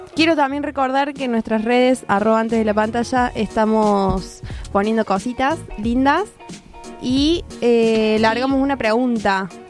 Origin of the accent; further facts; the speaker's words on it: Córdoba, Argentina; somos de Córdoba